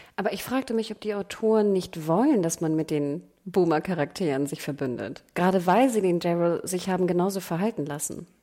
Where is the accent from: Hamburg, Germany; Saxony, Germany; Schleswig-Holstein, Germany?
Hamburg, Germany; als Hamburgerin